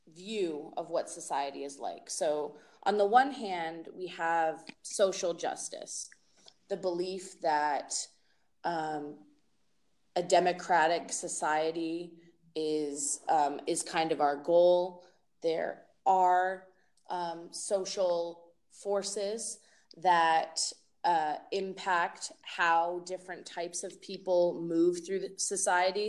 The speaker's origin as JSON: {"language": "English", "region": "Massachusetts", "country": "United States", "tie": "born or raised there", "moved": "as an adult", "lives_now": "Portland, Oregon, United States", "said": "I was born and raised in Massachusetts"}